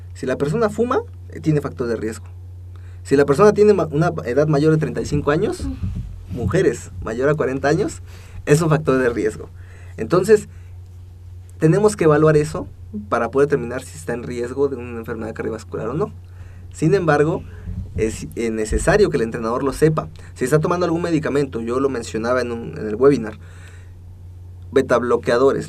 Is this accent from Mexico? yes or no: yes; Mexico; somos los mexicanos